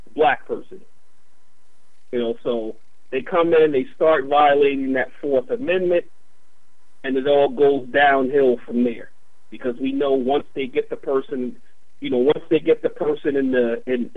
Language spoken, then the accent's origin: English; Baltimore, Maryland, United States; I'm originally from West Baltimore. I experienced it as a child in West Baltimore.